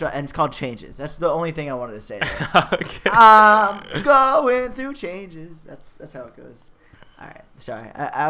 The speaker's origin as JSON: {"language": "English", "town": "New York City", "region": "New York", "country": "United States", "tie": "born or raised there", "said": "I never learned to talk correctly. I grew up in Staten Island."}